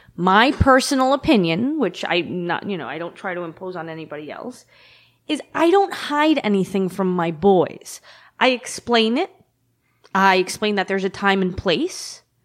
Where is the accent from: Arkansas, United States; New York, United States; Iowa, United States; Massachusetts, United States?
New York, United States; New York City; I've lived in every neighborhood in the district